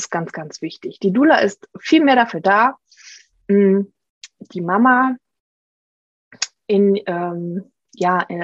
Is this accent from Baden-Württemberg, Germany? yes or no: no; Saarland, Germany; now in Trier, Germany; wir leben äh, am Stadtrand von Trier, ziehen aber äh, nächsten Monat um wieder zurück in meine alte Heimat, ins Saarland